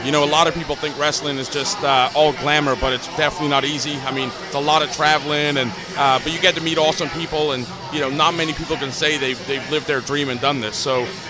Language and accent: English; Newcastle upon Tyne, North East England, United Kingdom; moved away as an adult; I was born and raised in Newcastle, and then it's funny because I lost my accent about 3 months after Sean and I moved here.